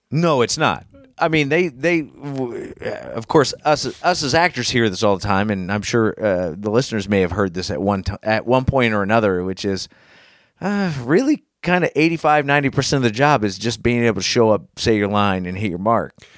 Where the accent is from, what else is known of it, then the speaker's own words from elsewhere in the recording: United States; I'm an American and I was here for nine eleven